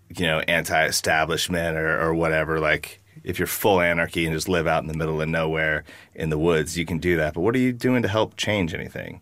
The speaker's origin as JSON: {"language": "English", "town": "Wasilla", "region": "Alaska", "country": "United States", "tie": "born or raised there", "said": "I've seen a lot of hard stuff growing up in Alaska"}